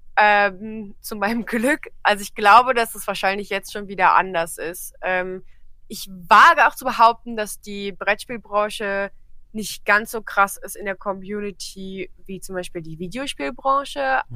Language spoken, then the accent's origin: German; Trier, Rhineland-Palatinate, Germany; ich komme aus Trier